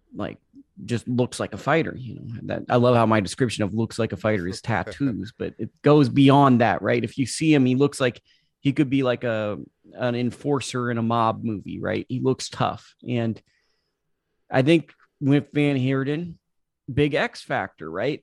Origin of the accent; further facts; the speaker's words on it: United States; As an American